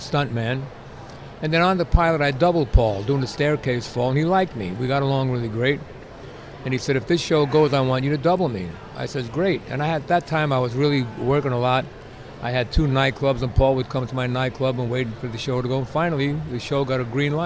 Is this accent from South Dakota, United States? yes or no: no; New York, United States; when I was a kid growing up in New York.